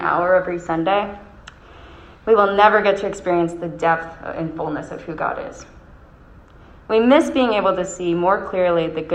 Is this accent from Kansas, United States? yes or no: no; Rochester, New York, United States; accent: Rochester; my Rochester accent